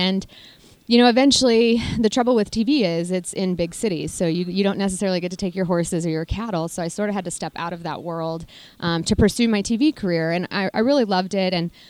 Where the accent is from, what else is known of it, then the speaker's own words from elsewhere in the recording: Kansas, United States; now in Texas, United States; Yeah, so I grew up, my mom and dad, we had a small cow-calf operation. My grandparents have a large cow-calf operation in the Flint Hills of Kansas.